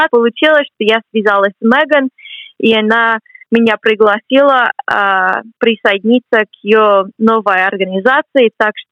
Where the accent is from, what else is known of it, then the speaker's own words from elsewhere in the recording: Boston, Massachusetts, United States; Russian is a second language; moved away as an adult; now in Cambridge, United Kingdom; Мне 23 год, а, года. Я сама родом из Бостона, из Соединенных Штатов, но живу здесь, в Англии, до июня. Потом перееду обратно в США